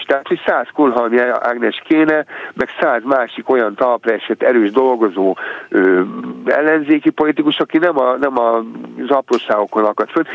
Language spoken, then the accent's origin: Hungarian; Hungary; magyarként megélni